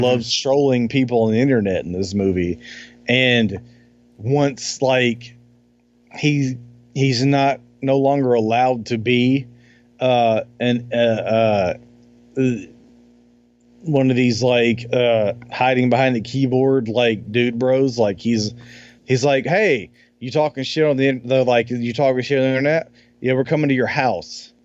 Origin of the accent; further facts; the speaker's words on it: Alabama, United States; I grew up in Alabama